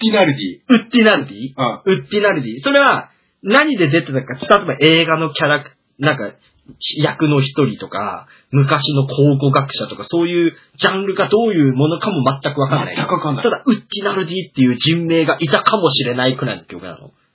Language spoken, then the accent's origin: Japanese; Hokkaido, Japan; 俺ら北海道民